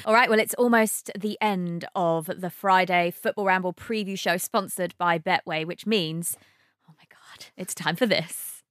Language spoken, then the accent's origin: English; Brighton, South East England, United Kingdom; I'm from Brighton